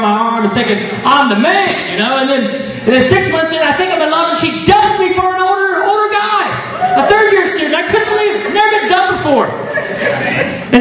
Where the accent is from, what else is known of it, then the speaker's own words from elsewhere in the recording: United States; moved away; I grew up in the States. You probably figured that out with the accent